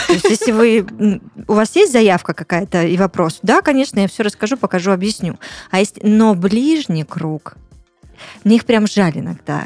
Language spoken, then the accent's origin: Russian; Tuapse, Krasnodar Krai, Russia; also born or lived in Russian Far East; потом мы уехали жить в Туапсе